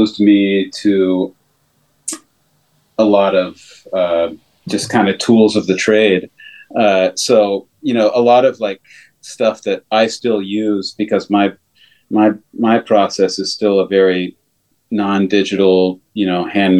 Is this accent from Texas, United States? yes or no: yes; Texas, United States; moved away; also born or lived in Dallas; I grew up in Texas